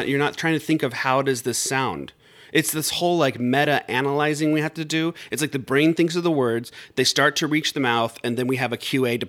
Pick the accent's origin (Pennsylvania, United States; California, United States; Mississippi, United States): California, United States; Riverside; I'm from Riverside, California